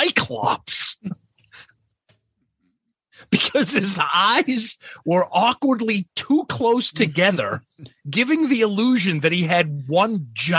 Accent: Tasmania, Australia; It all started on a cold day in 1993 in my home state of Tasmania, when our high school would go to the local swimming pool as part of our phys ed.

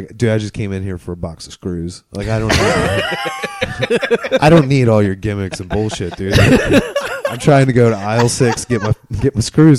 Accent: Hamilton, Ohio, United States; also born or lived in Florida / Fairfield, Ohio / Cincinnati; I was born in Hamilton.

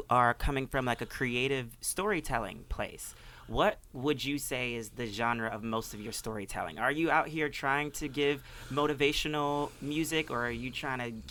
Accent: Ohio, United States; I'm from Ohio, and I also grew up, Midwest

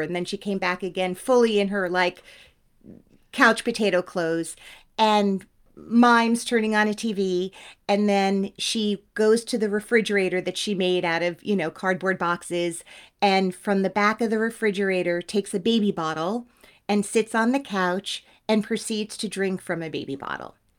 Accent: Teaneck, New Jersey, United States; I'm from Teaneck.

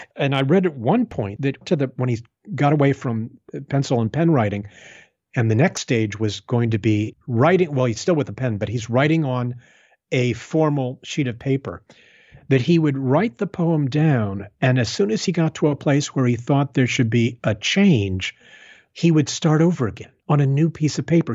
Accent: Tucson, Arizona, United States; the state of Arizona where I grew up. I was raised in Tucson

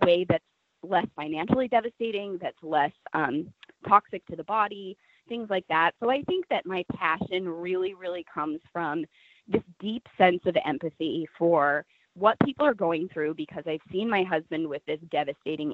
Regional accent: Nebraska, United States; I grew up in Nebraska, very conservative state.

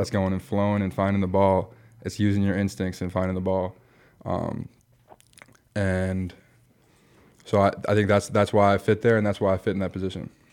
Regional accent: Michigan, United States; moved away as an adult; also born or lived in Iowa / Nebraska; I grew up in Michigan, went to a F C S school in, in Iowa

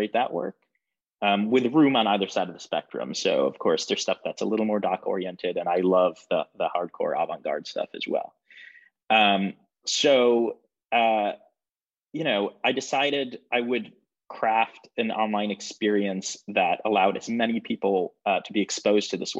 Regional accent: Michigan, United States; moved away as an adult; now in New York, United States; I'm from Michigan

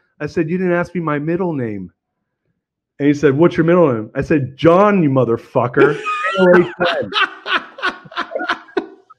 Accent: United States; we're born and raised in America, so we're American kids

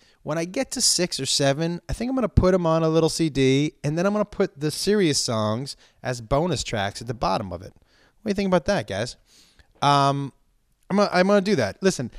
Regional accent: East Coast, United States; I think growing up on the East Coast, it's a different style of humor.

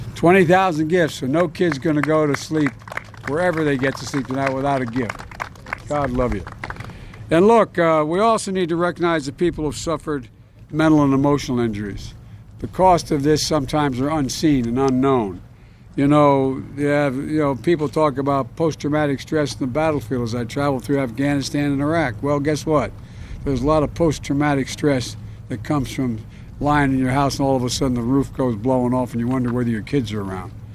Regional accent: Delaware, United States; I come from Delaware.

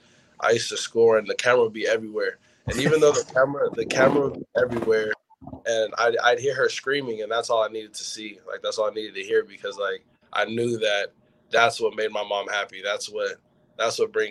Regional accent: West Coast, United States; I'm from the West Coast

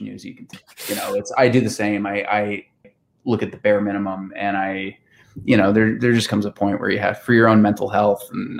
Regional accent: Newfoundland and Labrador, Canada; as you know, being a Newfoundlander, you know, a big part of what can make our shooting schedule difficult are the elements, right?

